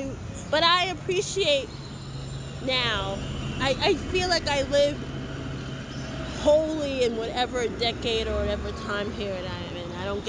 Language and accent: English; New York City, New York, United States; also born or lived in Queens, New York; I grew up in Hood. Grew up in Fort Greene, Brooklyn.